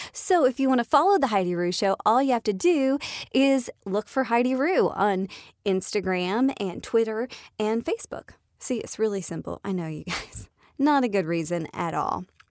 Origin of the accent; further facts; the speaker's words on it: Atlanta, Georgia, United States; I live in Atlanta, I am a Georgia peach, I'm from Atlanta, I was born here